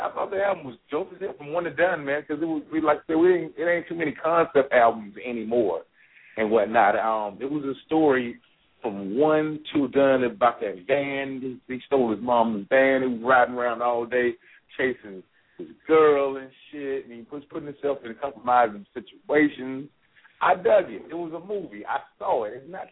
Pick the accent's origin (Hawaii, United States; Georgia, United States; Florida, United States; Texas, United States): Georgia, United States; Atlanta; I'm from Atlanta